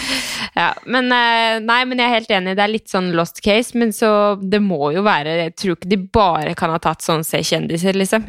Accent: Skien, Telemark, Norway; moved away as an adult; Når jeg flytta fra Skien for syv-åtte år siden, så føler jeg bare trykte på pause, og så har jeg bare kommet tilbake

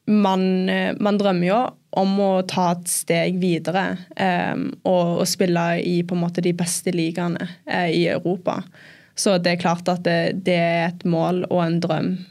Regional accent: England, United Kingdom; born there; jeg ble født i England

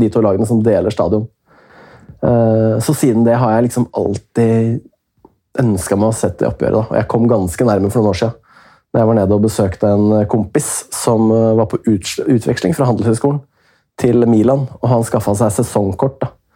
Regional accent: Hemsedal, Buskerud, Norway; Jeg er jo fra Hemsedal

